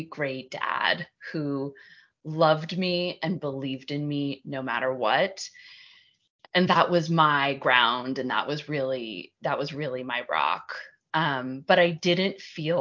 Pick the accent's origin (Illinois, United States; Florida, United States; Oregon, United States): Oregon, United States; Portland; I grew up in Portland, Oregon, and family of four